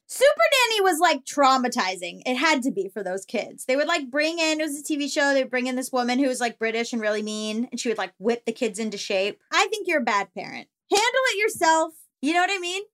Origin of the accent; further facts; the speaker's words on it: Florida, United States; I'm from Florida